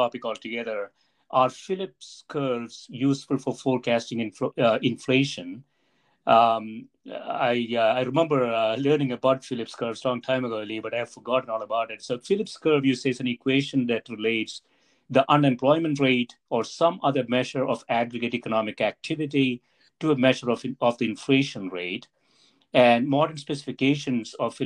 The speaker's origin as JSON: {"language": "English", "country": "India", "tie": "born or raised there", "moved": "yes", "lives_now": "United States", "said": "I grew up in India"}